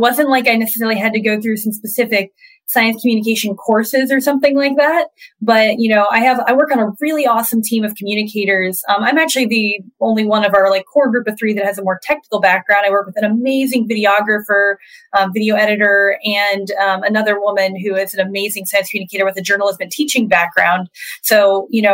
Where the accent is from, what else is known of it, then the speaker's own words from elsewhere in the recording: Florida, United States; growing up in Florida, you could step out in your front yard and see rockets taking off